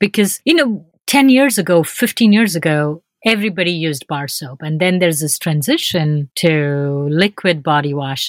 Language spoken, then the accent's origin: English; India; in India, we wear a lot of silk.